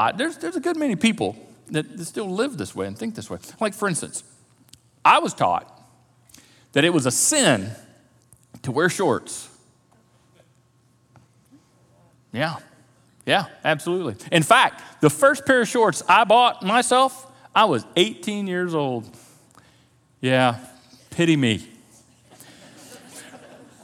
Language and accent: English; the South, United States; a Christian culture and religious culture growing up in the South